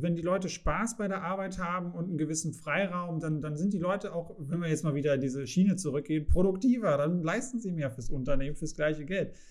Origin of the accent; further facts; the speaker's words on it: Saxony, Germany; ich komme aus Sachsen. Wir haben äh, hier sehr, sehr viel Industrie